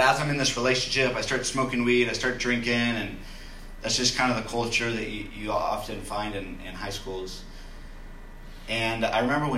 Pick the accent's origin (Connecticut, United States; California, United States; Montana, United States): California, United States; Loomis; I grew up in Loomis. It's kind of in the foothills of Sacramento